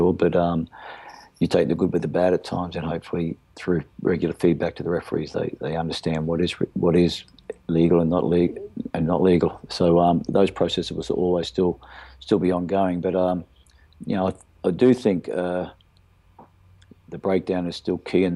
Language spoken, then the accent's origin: English; Australia; being an Aussie